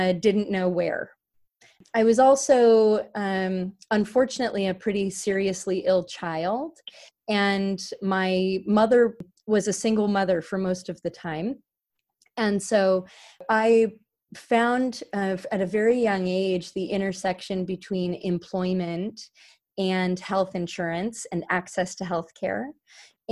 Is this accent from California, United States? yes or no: yes; Carlsbad, California, United States; I grew up actually in the Carlsbad and Oceanside, California area in unincorporated San Diego County, California.